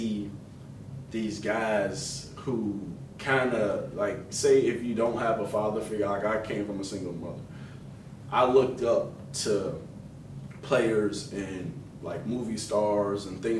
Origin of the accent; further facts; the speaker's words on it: Chicago, Illinois, United States; I am from Chicago